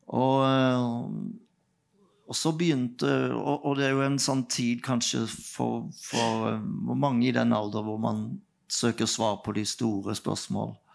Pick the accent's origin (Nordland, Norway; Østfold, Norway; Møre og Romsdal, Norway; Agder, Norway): Agder, Norway; Nelaug; Vi vokste opp på Nelaug